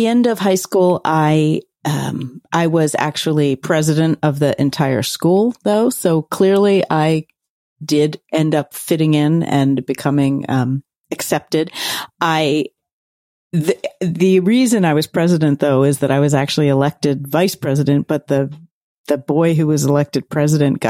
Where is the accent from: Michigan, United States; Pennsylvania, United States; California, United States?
Pennsylvania, United States; Philadelphia; I grew up in Center City, Philadelphia